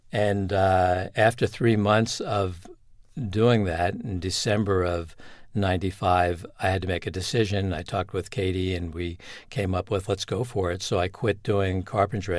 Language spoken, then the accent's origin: English; Long Island, New York, United States; moved away; also born or lived in New Hampshire; I grew up in Long Island, New York